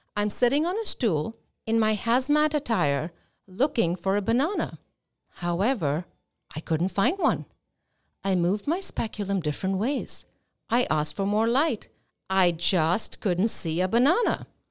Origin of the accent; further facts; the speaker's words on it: India; now in Boca Raton, United States; I am Indian